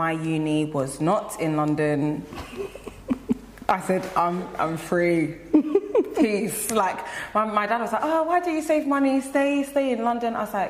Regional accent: Nigeria; I would not change being Nigerian for anything.

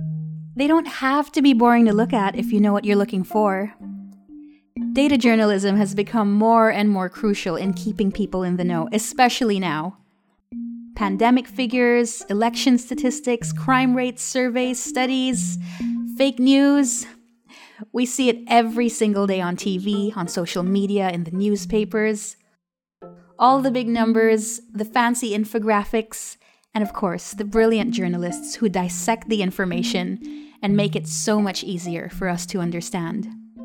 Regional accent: Dubai, United Arab Emirates; also born or lived in Philippines; now in United Kingdom; I'm Filipino-Iranian, born in the Philippines, raised in the United Arab Emirates, now in the United Kingdom because life, love, you know, the usual things that get you to move halfway around the world.

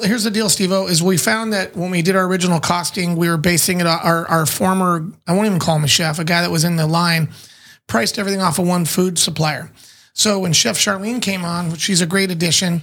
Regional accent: San Diego, California, United States; I'm not born in Chula, but I'm born and raised in San Diego.

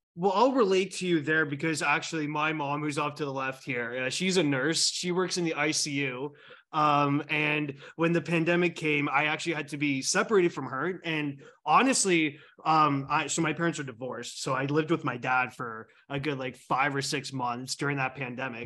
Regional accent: Canada; I'm Canadian here

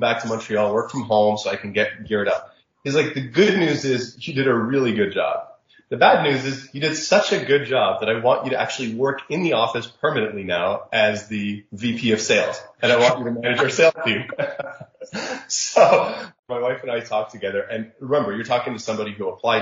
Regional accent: Jeddah, Makkah Province, Saudi Arabia; moved away; also born or lived in Egypt (parents); I grew up in Saudi Arabia

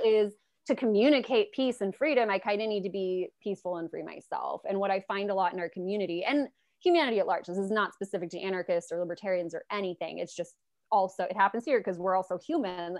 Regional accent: Los Angeles, California, United States; I'm in Los Angeles, I'm from Los Angeles

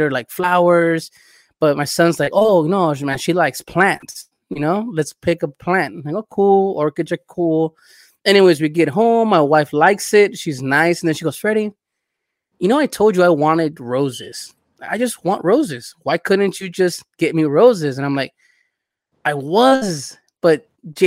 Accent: El Salvador; moved away

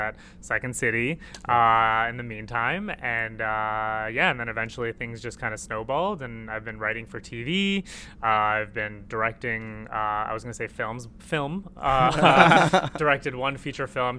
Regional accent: Toronto, Ontario, Canada; also born or lived in Jordan / Iraq; born in Jordan and then moved here when I was two, and just been in Toronto pretty much like ever since.

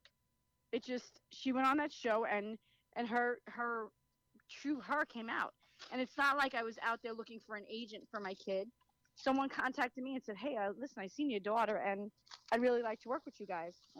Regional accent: New York City, New York, United States; moved away as an adult; now in Florida, United States; I come from Brooklyn, New York

